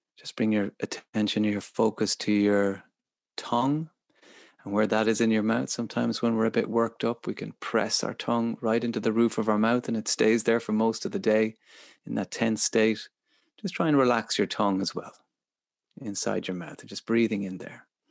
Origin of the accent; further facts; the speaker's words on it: Ireland; as Irish people